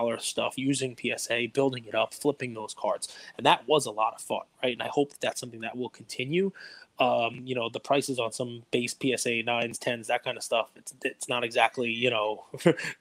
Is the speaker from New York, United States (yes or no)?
yes; New York City, New York, United States; I grew up in Staten Island